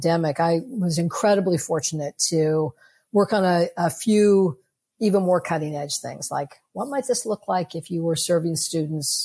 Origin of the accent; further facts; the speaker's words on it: New York City, New York, United States; I'm a New Yorker